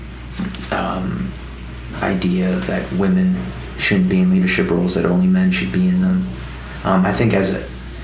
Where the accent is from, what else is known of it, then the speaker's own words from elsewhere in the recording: Southern California, United States; I grew up in SoCal, but in a pretty conservative city